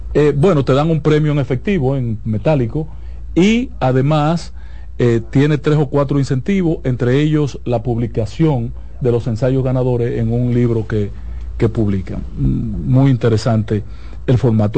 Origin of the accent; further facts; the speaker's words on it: Santiago, Dominican Republic; yo soy un aldeano de Santiago y poco ilustrado.